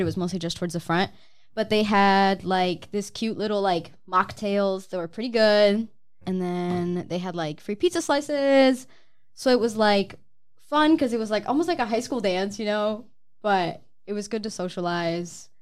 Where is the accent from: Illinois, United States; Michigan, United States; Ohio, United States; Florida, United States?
Michigan, United States; Saginaw; I'm from here in Saginaw